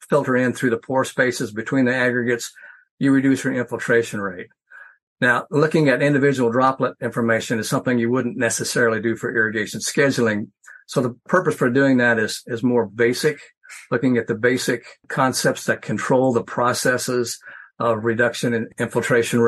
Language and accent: English; Western Nebraska, United States; moved away; also born or lived in Missouri; I grew up in Western Nebraska